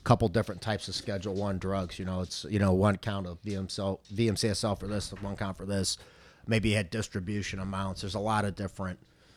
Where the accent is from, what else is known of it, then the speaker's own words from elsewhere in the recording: St. Charles, Missouri, United States; I was born and raised in St. Charles.